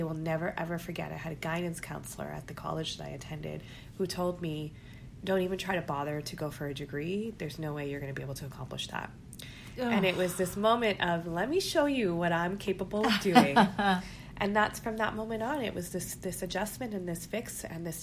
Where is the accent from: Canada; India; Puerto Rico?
Canada; being Pakistani, being Muslim, being first generation Canadian.